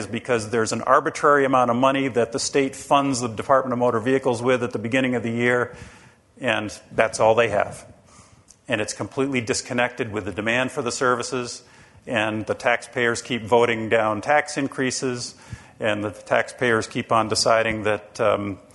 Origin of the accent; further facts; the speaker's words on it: Rhode Island, United States; And I'm from the state of Rhode Island. I live in Rhode Island